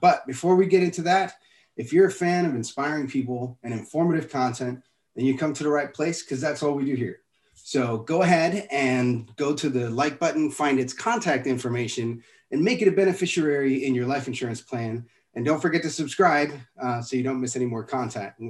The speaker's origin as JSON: {"language": "English", "town": "Miami", "region": "Florida", "country": "United States", "said": "a guy from Miami"}